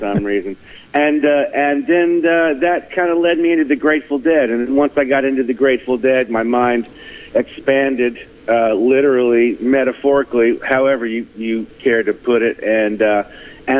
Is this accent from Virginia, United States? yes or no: yes; Fredericksburg, Virginia, United States; I grew up in Fredericksburg, Virginia, born and raised, moved away and traveled for a couple years and moved back here in 2000